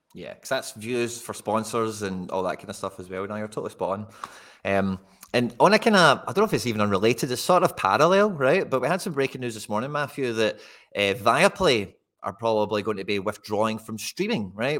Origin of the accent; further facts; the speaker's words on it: Scotland, United Kingdom; being Scottish